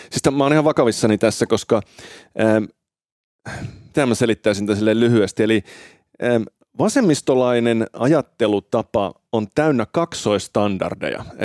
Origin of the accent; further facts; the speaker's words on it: Finland; also born or lived in Italy; Mä oon syntynyt siis Italiassa Joo. ja saanut silloin Italian kansalaisuuden, mutta sitten muuttanut Suomeen vähän alle vuoden ikäisenä